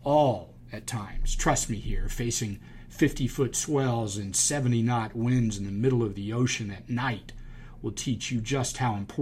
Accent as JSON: {"language": "English", "town": "Charleston", "region": "South Carolina", "country": "United States", "tie": "born or raised there", "said": "I grew up in Charleston, and we had yacht clubs like Boca has golf clubs"}